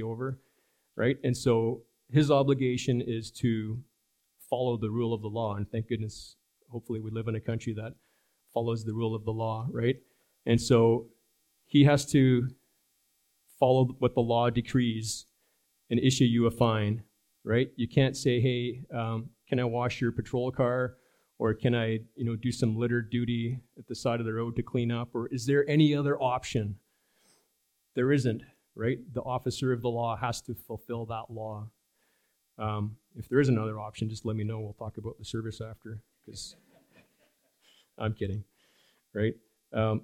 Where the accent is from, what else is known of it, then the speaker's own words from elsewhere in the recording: Germany; moved away; When I grew up in Germany many years ago